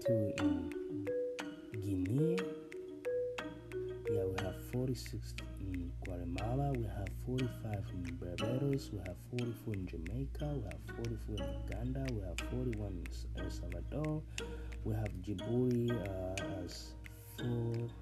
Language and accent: English; Burundi; moved away; I was born and raised in, this is my own country